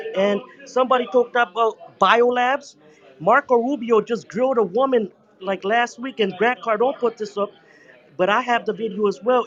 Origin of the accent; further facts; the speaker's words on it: Toronto, Ontario, Canada; I'm from Toronto. We are melting pot